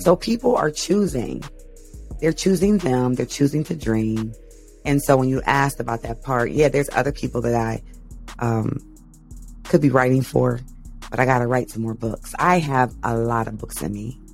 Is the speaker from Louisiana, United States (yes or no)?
no; Canton, Ohio, United States; I'm from Canton, Ohio